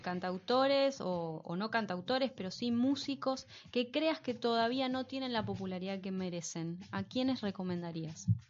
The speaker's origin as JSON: {"language": "Spanish", "region": "Buenos Aires", "country": "Argentina", "also_born_or_lived": "Bernal", "said": "me considero, de lo que yo me considero parte, que es esta cosa del, porteño"}